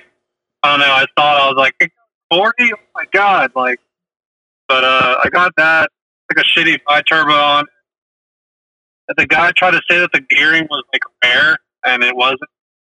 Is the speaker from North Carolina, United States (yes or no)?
yes; Charlotte, North Carolina, United States; now in Nashville, United States; I'm …. I was raised in Charlotte, but I just moved here to Nashville, like, last month, literally.